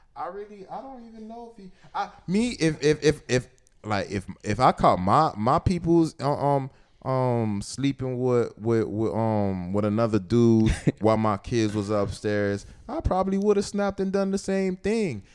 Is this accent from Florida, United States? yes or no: yes; Miami, Florida, United States; I'm from Miami